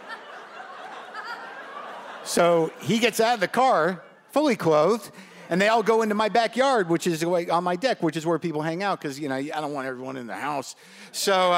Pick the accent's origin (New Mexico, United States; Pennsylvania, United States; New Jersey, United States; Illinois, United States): New Mexico, United States; Albuquerque; I grew up in Albuquerque, New Mexico